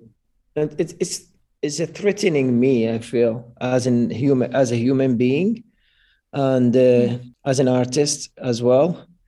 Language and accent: English; Iraq; English is a second language; moved away; my home country in Iraq